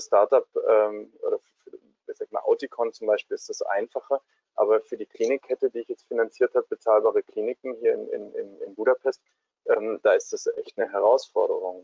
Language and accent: German; Swabia, Germany; da wo ich herkomme, in Schwaben